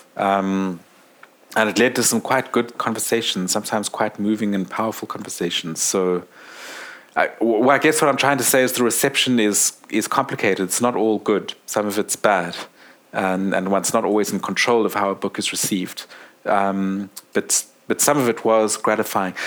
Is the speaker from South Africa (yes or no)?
yes; South Africa; I'm South African